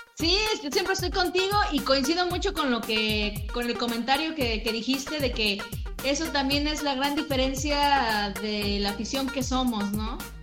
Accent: Mexico; soy mexicana

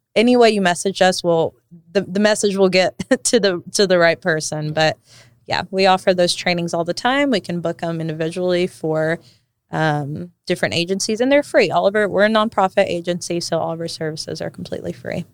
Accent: Johnson City, Tennessee, United States; also born or lived in Sao Paulo, Brazil; I grew up in Gray

